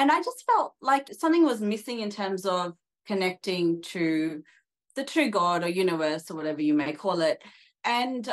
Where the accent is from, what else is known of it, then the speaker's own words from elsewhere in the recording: Australia; also born or lived in Sydney, Australia; I'm Australian, so I live in Sydney, Australia, and have an Indian background. And I was raised in a very Indian way, but I never connected to my roots.